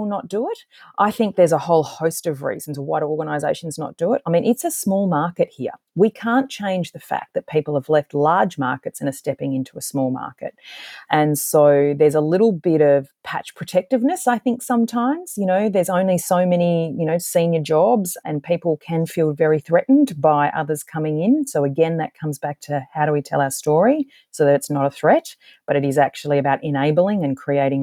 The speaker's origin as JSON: {"language": "English", "country": "Australia"}